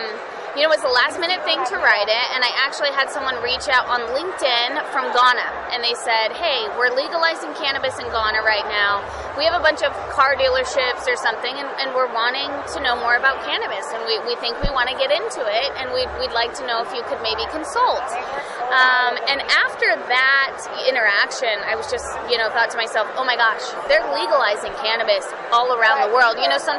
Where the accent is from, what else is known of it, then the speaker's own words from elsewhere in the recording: Wailaki, California, United States; basically I'm Wailaki. I'm Native American, And so my tribe was indigenous to Humboldt County, specifically the area where my farm is located, prior to like the 1860s